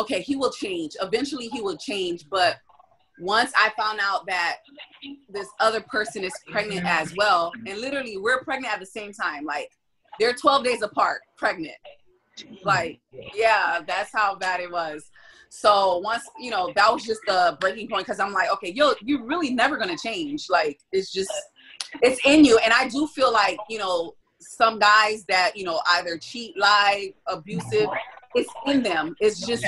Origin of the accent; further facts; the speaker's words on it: Miami, Florida, United States; I'm from Miami